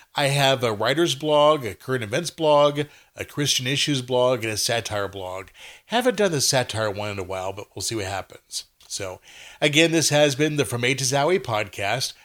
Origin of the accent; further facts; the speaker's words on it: Texas, United States; I'm a Texan